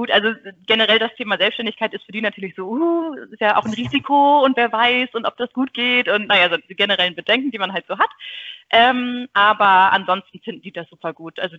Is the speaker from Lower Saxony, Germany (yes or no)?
yes; Buxtehude, Lower Saxony, Germany; also ich komme ähm, ursprünglich aus Buxtehude.